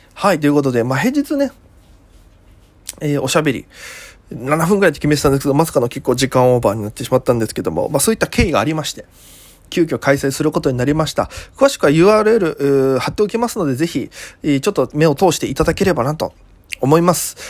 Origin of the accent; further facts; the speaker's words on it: Okinawa, Japan; moved away as an adult; now in Tokyo, Japan; 沖縄からも見れます。僕の、お生まれ育ったね。